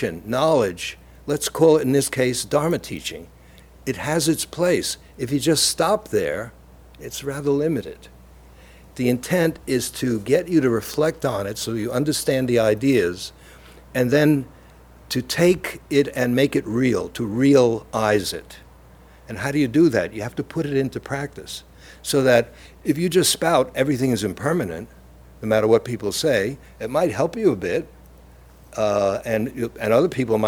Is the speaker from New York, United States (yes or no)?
yes; New York City, New York, United States; accent: Brooklyn; moved away as an adult; now in Cambridge, United States; I'm from Brooklyn